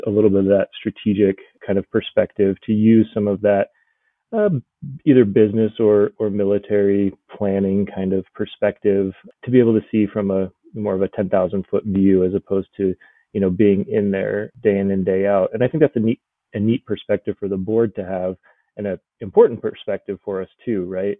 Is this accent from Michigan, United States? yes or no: no; Colorado, United States; moved away as an adult; also born or lived in California / Japan; now in Brookings, United States; I'm originally from Colorado, and decided to join the Air Force after college